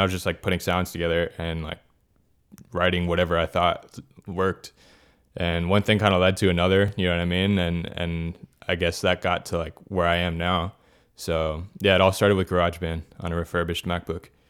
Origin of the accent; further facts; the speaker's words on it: Miami, Florida, United States; born and raised in Miami, that's where, like, I'm living right now